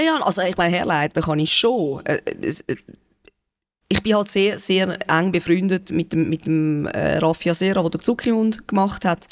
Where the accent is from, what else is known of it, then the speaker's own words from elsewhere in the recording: Benken, Zurich, Switzerland; also born or lived in Winterthur; ich bin sehr gerne auf dem Land aufgewachsen